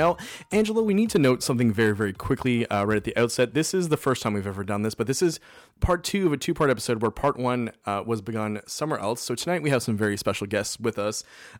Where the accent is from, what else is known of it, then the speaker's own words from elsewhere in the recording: Canada; since we're all Canadian here